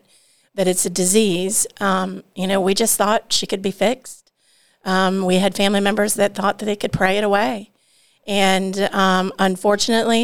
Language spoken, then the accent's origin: English; Georgia, United States; also born or lived in Ohio; I'm from Georgia. My family is from Georgia and Ohio